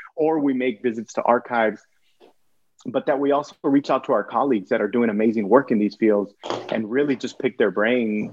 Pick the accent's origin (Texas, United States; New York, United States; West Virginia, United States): Texas, United States; Brownsville; also born or lived in Archbold, Ohio; we came back home because I was born in Brownsville